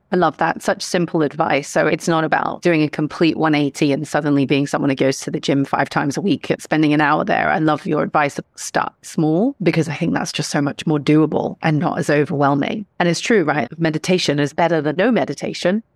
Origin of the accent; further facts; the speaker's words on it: Hong Kong; Growing up in Hong Kong